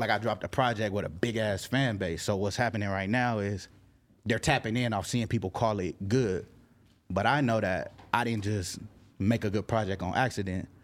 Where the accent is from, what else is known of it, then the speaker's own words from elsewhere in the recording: Carson, California, United States; I'm from L A County, I'm not from L A, nigga, I'm representing Carson.